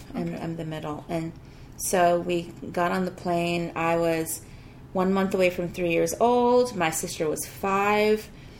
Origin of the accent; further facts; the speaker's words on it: Ghana; born there; Yeah, I was born in Ghana